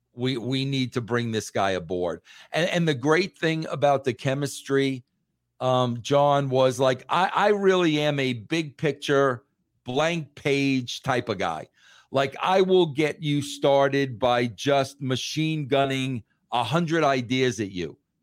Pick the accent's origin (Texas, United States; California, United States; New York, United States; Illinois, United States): New York, United States; being a New Yorker